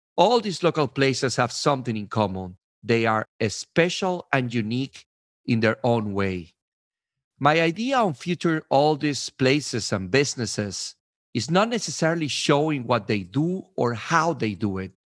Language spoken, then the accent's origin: English; Venezuela; also born or lived in New York/New Jersey, United States; now in New Jersey, United States; I am originally from Venezuela, and I have been living in New York, New Jersey for the last seventeen years.